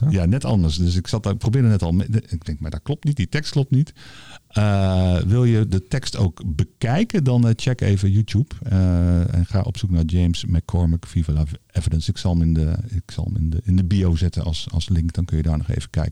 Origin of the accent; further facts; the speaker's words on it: The Hague, South Holland, Netherlands; Als Hagenees ga ik het nu proberen